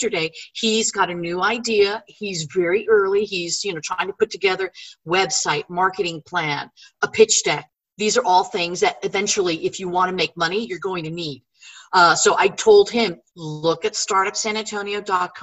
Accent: Northeast, United States; moved away as an adult; now in San Antonio, United States; I grew up in the Northeast, so my snow quota is filled

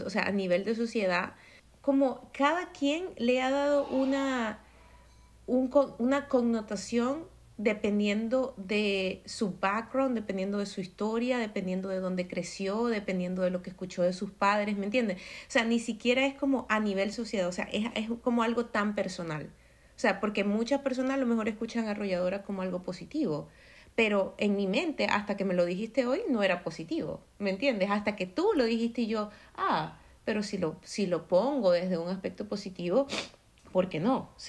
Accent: Maracaibo, Zulia, Venezuela; moved away as an adult; now in United States; vengo de Maracaibo, Venezuela

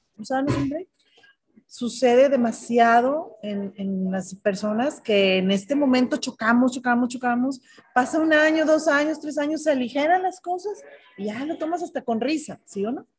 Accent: Monterrey, Nuevo León, Mexico; Como somos los regios

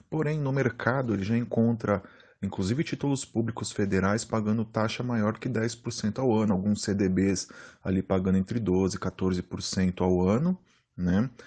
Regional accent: São Paulo, Brazil; sou de São Paulo, capital.

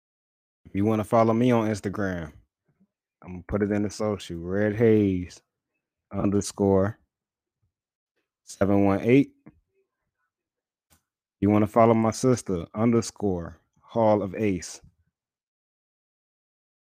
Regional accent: New York City, New York, United States; now in Charlotte, United States; I'm originally from Brooklyn, New York. I live in Charlotte, North Carolina right now.

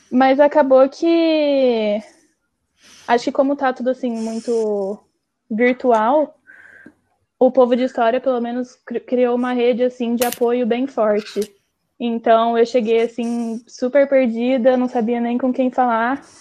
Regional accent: Londrina, Paraná, Brazil; moved away as an adult; now in Coimbra, Portugal; Eu sou de Londrina, no Paraná.

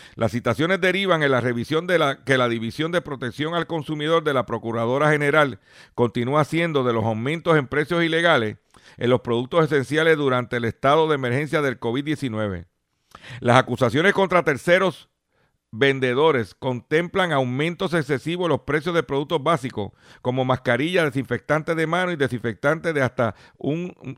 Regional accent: Lares, Puerto Rico; los municipios de mi pueblo de Lare

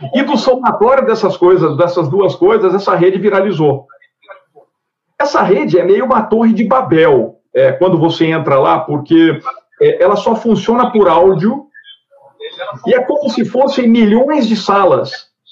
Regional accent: Triângulo Mineiro, Minas Gerais, Brazil; o Triângulo Mineiro porque é onde eu nasci

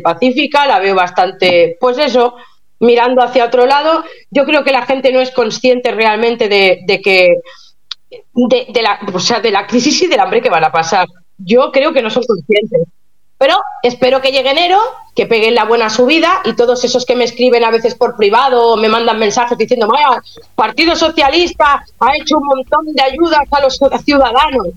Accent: Catalonia, Spain; soy catalana

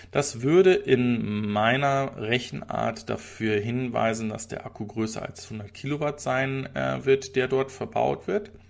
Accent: Switzerland; ist doch ein Trinkgeld äh, und keine Buße, sage ich als Schweizer.

